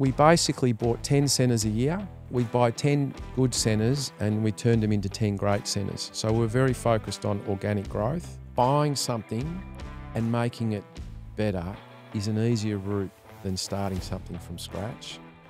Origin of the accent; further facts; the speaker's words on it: Melbourne, Victoria, Australia; Well, I grew up in Melbourne, as we were just talking about